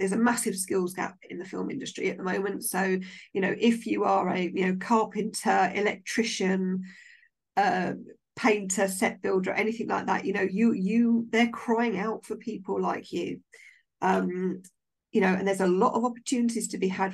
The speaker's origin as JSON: {"language": "English", "town": "Maidenhead", "region": "South East England", "country": "United Kingdom", "said": "I'm from Maidenhead"}